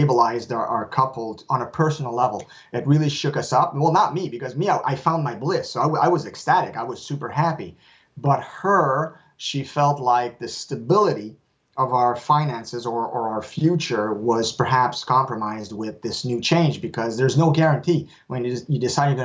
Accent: Canada; first language French; English is a second language; And since I'm French, I'm a French Canadian, for me, writing in English, I'm not writing in my native tongue

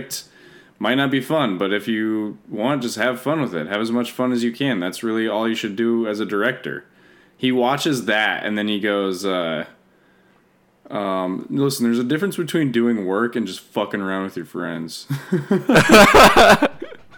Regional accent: Denver, Colorado, United States; moved away as an adult; now in Los Angeles, United States; I miss Colorado all the time now

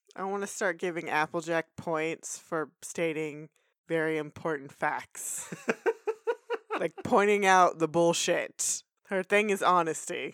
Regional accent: Texas, United States; we're from Texas.

